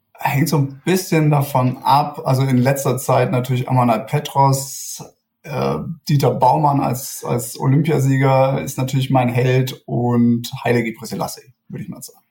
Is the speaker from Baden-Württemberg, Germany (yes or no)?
yes; Stuttgart, Baden-Württemberg, Germany; moved away as an adult; also born or lived in Munich; Ich komme ursprünglich aus Stuttgart